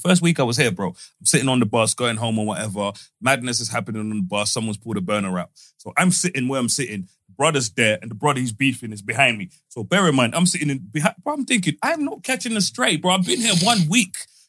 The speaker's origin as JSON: {"language": "English", "town": "Middlesbrough", "region": "North East England", "country": "United Kingdom", "tie": "born or raised there", "said": "I grew up in Middlesbrough."}